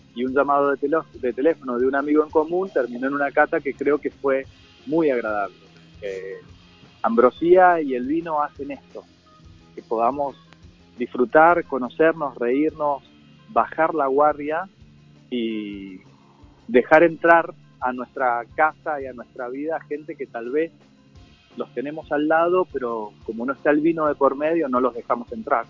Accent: Mendoza, Argentina; accent: Mendoza tonada; Yo vivo en Mendoza, por ahí se siente la tonada

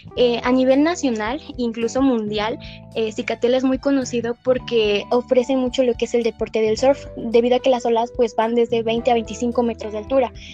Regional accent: San Agustín Etla, Oaxaca, Mexico; pues yo soy originaria del estado de Oaxaca, de exactamente San Agustín Etla, se llama mi, mi pueblo natal

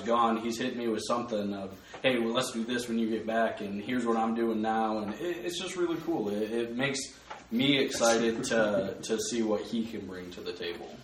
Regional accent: Blissfield, Michigan, United States; now in Vine Grove, United States; originally I am uh, from a very small town in Michigan called Blissfield.

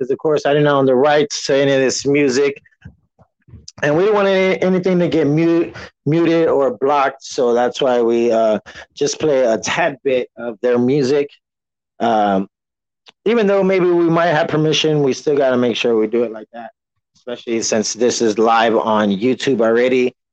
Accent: San Antonio, Texas, United States; I'm from Texas, repping San Antonio to be exact. Clearly, you've heard of the Spurs.

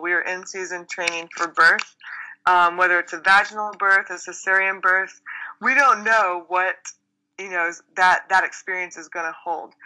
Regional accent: Texas, United States; I grew up in Texas

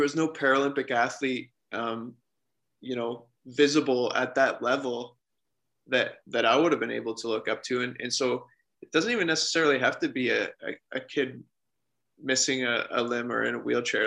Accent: Forest, Ontario, Canada; I grew up in a small town, um, Forest, Ontario is my hometown

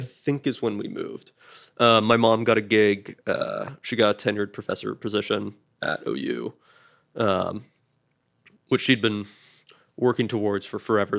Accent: Canada; now in United States; I was Canadian, and then I became Canadian American.

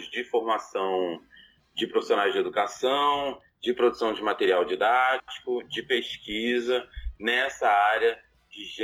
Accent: Rio de Janeiro, Brazil; eu sou carioca

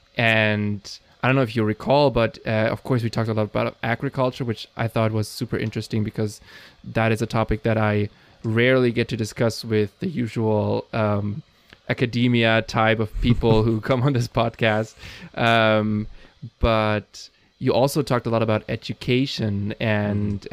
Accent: Germany; I'm from Germany

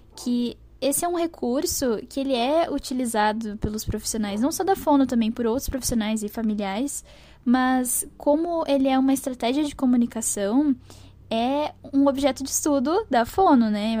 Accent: Porto Alegre, Rio Grande do Sul, Brazil; eu sou de Porto Alegre, no Rio Grande do Sul

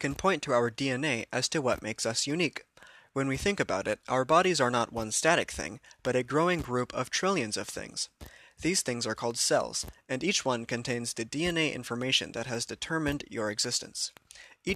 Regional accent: United States

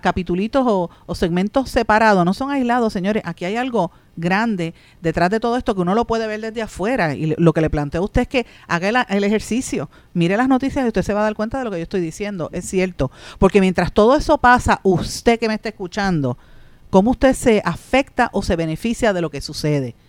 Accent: Puerto Rico; Nosotros somos una colonia de Estados Unidos

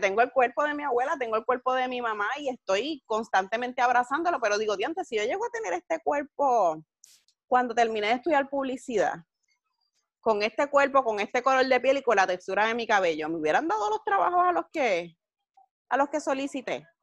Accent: Carolina, Puerto Rico; yo me crié en Carolina. Toda mi vida vivo en Carolina

